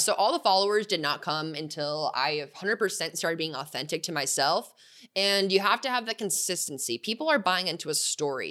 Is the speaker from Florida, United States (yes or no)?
no; Tucson, Arizona, United States; I grew up in Tucson